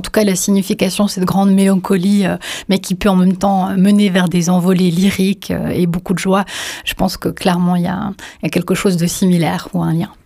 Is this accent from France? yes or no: no; Bosnia & Herzegovina; je suis né en Bosnie-Herzégovine